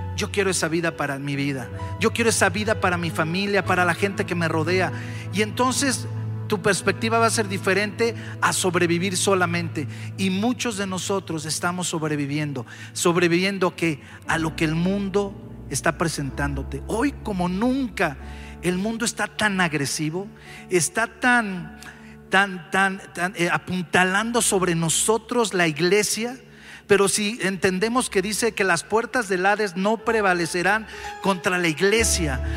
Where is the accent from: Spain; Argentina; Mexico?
Mexico; Mexico City; los que somos aquí de la Ciudad de México